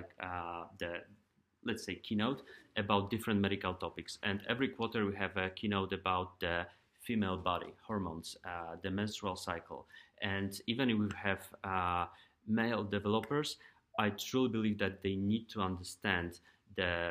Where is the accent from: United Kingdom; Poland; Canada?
Poland; moved away as an adult; now in United States; I'm from Europe and Poland